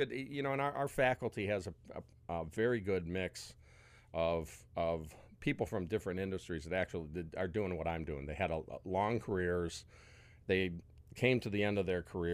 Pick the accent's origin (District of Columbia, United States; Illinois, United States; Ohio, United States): Ohio, United States; Rocky River; also born or lived in Westlake, Ohio; I grew up in Rocky River and Westlake